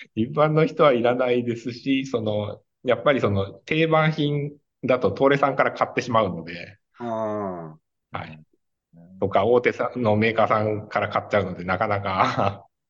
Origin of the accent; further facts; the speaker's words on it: Kanazawa, Ishikawa, Japan; 金沢で生まれて、